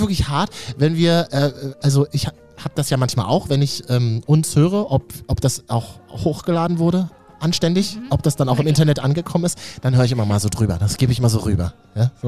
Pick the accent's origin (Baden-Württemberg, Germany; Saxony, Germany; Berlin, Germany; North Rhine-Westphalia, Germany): Berlin, Germany; als Berliner